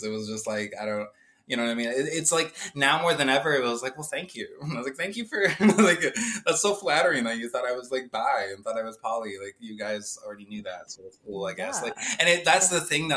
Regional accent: Humboldt, Iowa, United States; moved away as an adult; now in South Dakota, United States; I basically grew up in this small town in Iowa, Humble

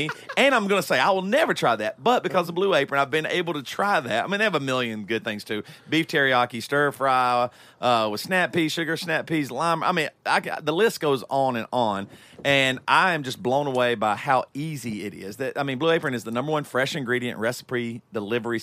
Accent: Greer, South Carolina, United States; I grew up in South Carolina

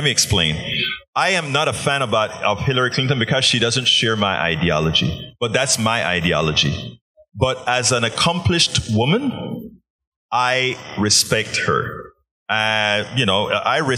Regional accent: Panama; I'm from Panama

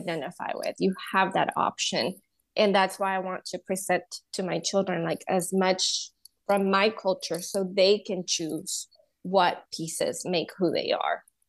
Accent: Honduras; moved away as an adult; also born or lived in Louisiana, United States; now in United States; I was born and raised in Honduras

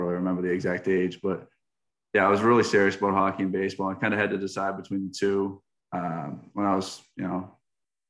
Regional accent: Stoneham, Massachusetts, United States; moved away as an adult; also born or lived in Winston-Salem, North Carolina; now in Fayetteville, Arkansas, United States; I'm from Stoneham, Massachusetts. Just 8 miles out of Boston, just north of Boston. Grew up playing hockey, baseball, football

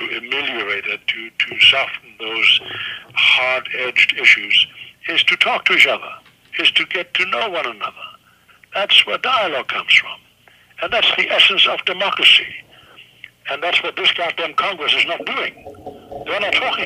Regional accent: Germany; English is a second language; moved away; I was born in Nazi Germany

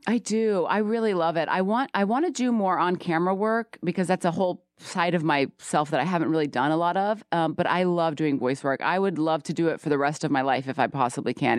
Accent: the South, United States; I'm a Southerner

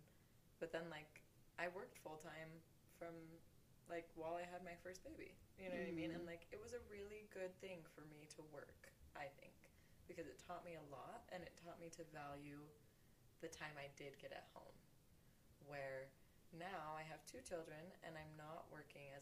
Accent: Utah, United States; where we grew up here in Utah

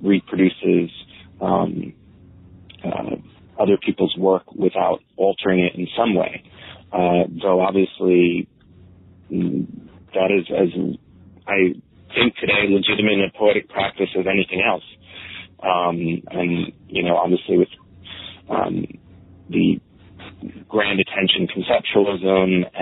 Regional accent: South Brunswick, New Jersey, United States; born or raised there; also born or lived in Staten Island, New York; now in New York City, United States

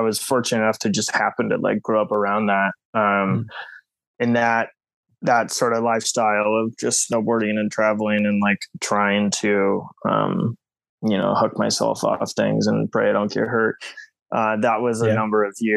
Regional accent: Portland, Oregon, United States; moved away as an adult; also born or lived in Seattle, Washington; now in New York, United States; born and raised in Portland, Oregon. And then my family moved up to Seattle, Washington, and I went to high school there.

